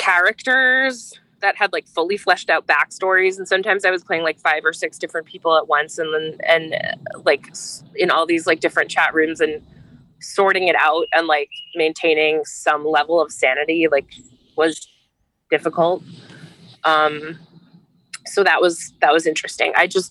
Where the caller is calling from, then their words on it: United Kingdom; Yeah, so I'm calling from the British countryside.